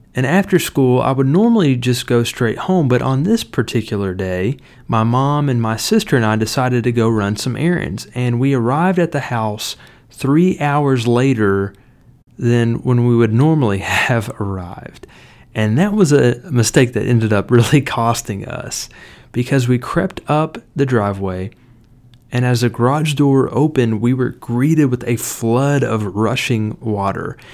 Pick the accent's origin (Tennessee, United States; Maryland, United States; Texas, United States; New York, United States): Tennessee, United States; Cleveland; In my home church where I grew up in Cleveland, Tennessee